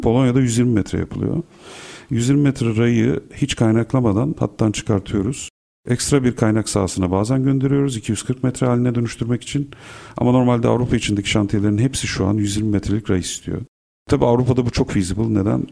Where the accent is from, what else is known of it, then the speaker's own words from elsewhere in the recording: İzmir, Turkey; moved away as an adult; now in Istanbul, Turkey; Burada İstanbul'da doğdum, Kadıköy'de, Bostancı'da. Ondan sonra İzmir'e gittik. Karşıyaka'da büyüdüm.